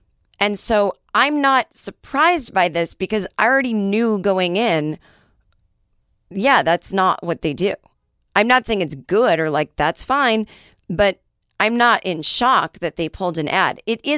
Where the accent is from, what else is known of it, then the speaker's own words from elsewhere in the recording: Michigan, United States; I'm from Upper Michigan, not Lower.